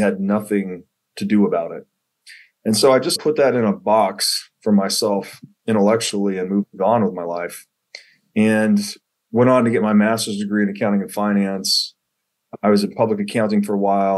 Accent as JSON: {"language": "English", "region": "Tennessee", "country": "United States", "tie": "born or raised there", "said": "I grew up in Tennessee, went to college in Tennessee"}